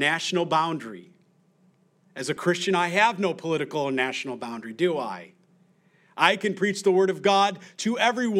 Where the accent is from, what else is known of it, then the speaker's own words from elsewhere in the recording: United States; I'm an American.